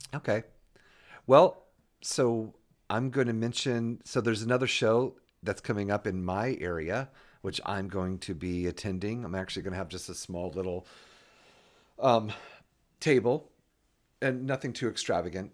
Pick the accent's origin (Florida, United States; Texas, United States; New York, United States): Florida, United States; moved away; also born or lived in Hampton, Virginia; I was born and raised in Florida